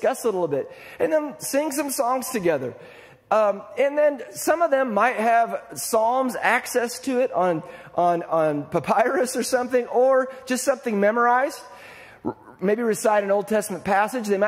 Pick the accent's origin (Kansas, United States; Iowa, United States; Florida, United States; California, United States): Iowa, United States; I'm from Iowa